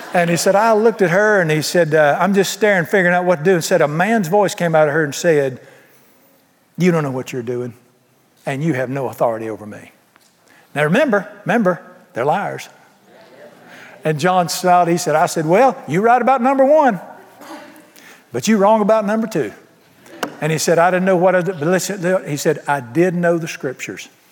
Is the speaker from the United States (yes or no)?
yes; Charlotte, North Carolina, United States; this janky biker bar in town where I grew up in Charlotte